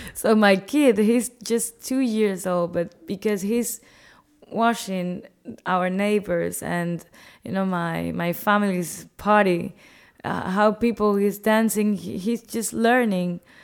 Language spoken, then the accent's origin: English; Cuba